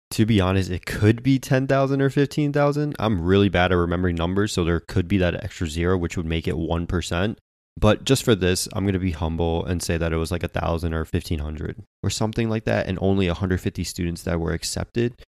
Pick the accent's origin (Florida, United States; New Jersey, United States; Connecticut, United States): Connecticut, United States; moved away; I'm originally from Connecticut